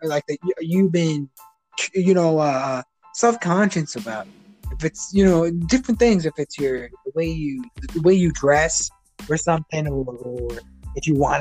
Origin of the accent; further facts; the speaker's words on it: Chicago, Illinois, United States; Growing up in Chicago